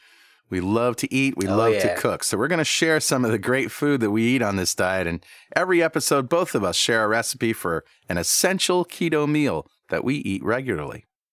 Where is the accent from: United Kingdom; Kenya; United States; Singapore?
United States; Connecticut; from Connecticut in the United States